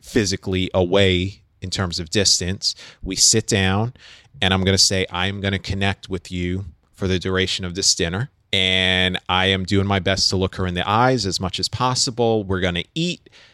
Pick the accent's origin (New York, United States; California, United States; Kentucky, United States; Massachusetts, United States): New York, United States; New York City; I'm growing up in New York City